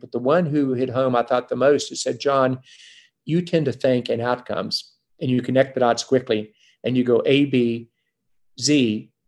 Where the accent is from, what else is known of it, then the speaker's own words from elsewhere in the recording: West Virginia, United States; moved away; also born or lived in Boston; I grew up in West Virginia where we were the chemical center of the world with Carbide, FMC, DuPont, 6,000 engineers in Charleston, West Virginia alone.